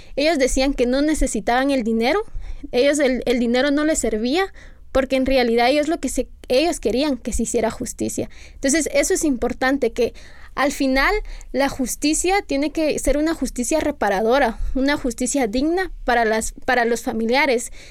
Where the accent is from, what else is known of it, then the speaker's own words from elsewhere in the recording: Guatemala; las personas que somos ciudadanas guatemaltecas